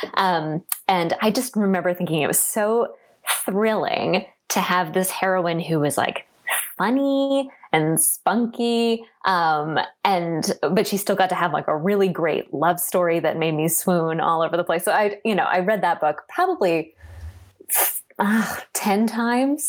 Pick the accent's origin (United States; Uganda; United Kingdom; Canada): United States; Washington, District of Columbia; I was born in Washington, D.C., actually in DC, so not from a state